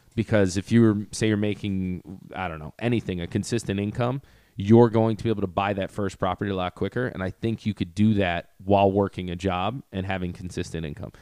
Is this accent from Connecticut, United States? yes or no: yes; Greenwich, Connecticut, United States; also born or lived in Port Chester, New York; I say Portchester, just 'cause then I don't have to talk about Greenwich